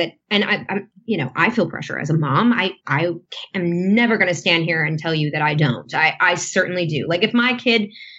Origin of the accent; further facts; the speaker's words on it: near Danbury, Connecticut, United States; also born or lived in Los Angeles, United States; now in Nashville, United States; Danbury, Connecticut on the 23rd. That's right near my hometown